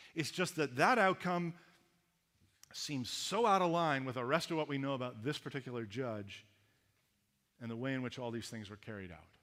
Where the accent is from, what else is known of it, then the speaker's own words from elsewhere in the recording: Canada; accent: Canadian; moved away as an adult; also born or lived in Los Angeles; I had a distinct accent, being a Canadian, that I was not aware of till I went down to the Americans